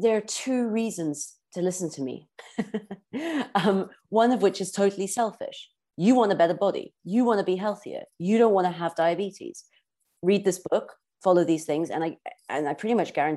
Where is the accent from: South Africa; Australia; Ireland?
South Africa; I grew up in South Africa and in a beautiful environment